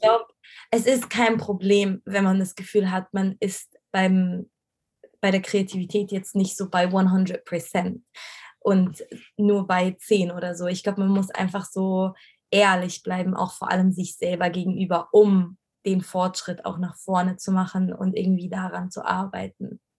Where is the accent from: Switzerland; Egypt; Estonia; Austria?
Egypt; moved away as an adult; also born or lived in Cairo; now in Germany; ich bin ja in, in Ägypten aufgewachsen